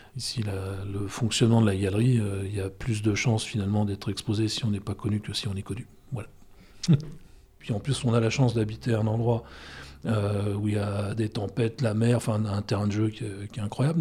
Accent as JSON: {"language": "French", "town": "Brest", "region": "Brittany", "country": "France", "also_born_or_lived": "Paris", "moved": "as an adult", "said": "tous les gens qui me demandaient d'où tu viens, quand je disais Brest"}